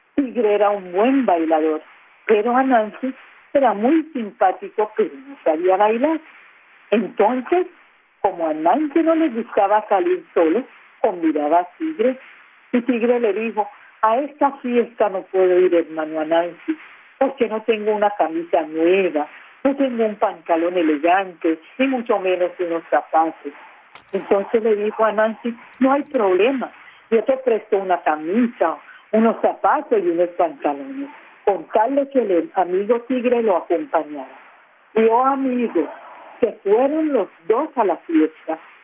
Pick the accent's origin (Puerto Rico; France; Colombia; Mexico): Colombia; San Andrés archipelago, San Andrés, Providencia and Santa Catalina; first language San Andrés Creole; Spanish is a second language; nuestro idioma que es el friol, que es nuestra lengua materna.